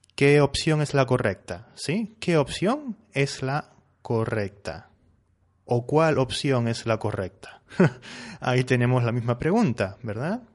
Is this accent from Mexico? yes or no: no; Spain; Yo soy español, ¿sí? Y aquí en España eh, usamos que más sustantivo.